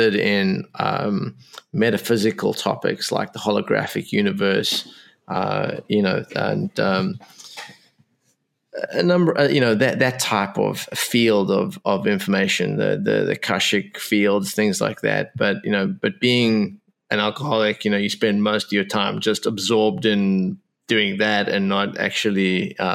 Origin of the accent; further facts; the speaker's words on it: South Africa; I was born in South Africa